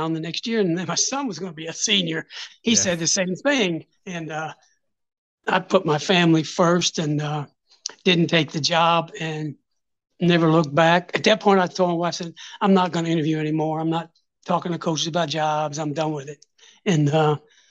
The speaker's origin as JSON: {"language": "English", "region": "Kentucky", "country": "United States", "moved": "yes", "said": "I'm from Kentucky."}